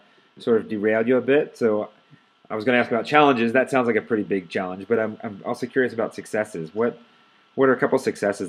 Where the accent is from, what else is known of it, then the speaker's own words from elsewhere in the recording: East Coast, United States; now in Denver, United States; I grew up on the East Coast